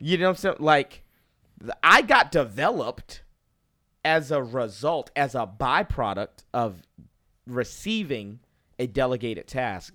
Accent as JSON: {"language": "English", "town": "Boston", "region": "Massachusetts", "country": "United States", "moved": "yes", "lives_now": "North Carolina, United States", "said": "I'm originally from Boston, Massachusetts"}